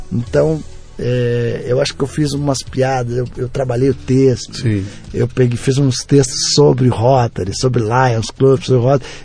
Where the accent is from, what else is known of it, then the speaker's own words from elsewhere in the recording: Curitiba, Paraná, Brazil; pô, Rafinha, mas eu vim de Curitiba